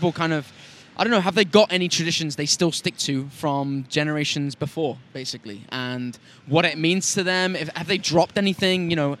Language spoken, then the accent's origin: English; Turkey; now in London, United Kingdom; I grew up in Turkey.